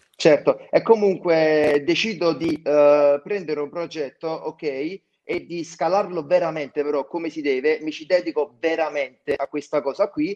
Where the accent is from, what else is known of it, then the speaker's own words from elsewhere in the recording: Naples, Campania, Italy; accent: Campanian; io abito in provincia di Napoli, ok? Sono di Napoli